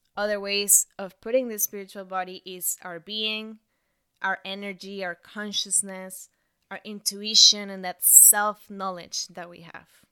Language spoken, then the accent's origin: English; Bogotá, Colombia; English is a second language; moved away as an adult; also born or lived in Montreal / Toronto; I moved from my hometown, Bogota, to Montreal to study French for six months.